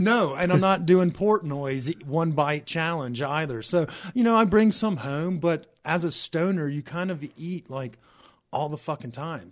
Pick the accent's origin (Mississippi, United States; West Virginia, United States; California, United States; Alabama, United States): Mississippi, United States; now in Colorado, United States; I grew up in Mississippi.